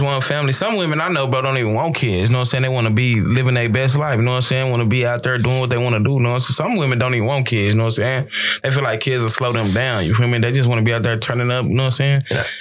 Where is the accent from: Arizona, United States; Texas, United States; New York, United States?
Texas, United States; now in California, United States; I'm from Texas